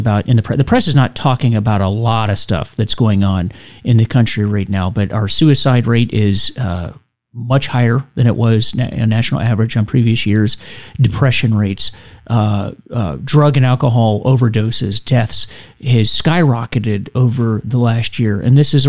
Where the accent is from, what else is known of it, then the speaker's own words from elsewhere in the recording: United States; we all, as Americans, as the American people